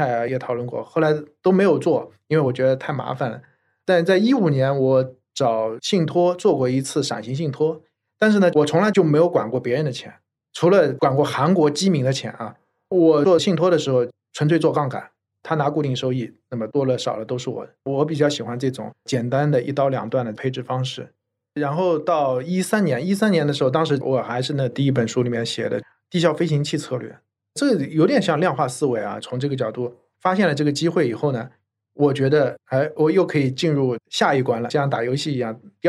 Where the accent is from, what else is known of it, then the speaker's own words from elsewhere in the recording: China; 其实也就是我们中国人存银行太多了，买房子太多了。应该多投一些权益资产。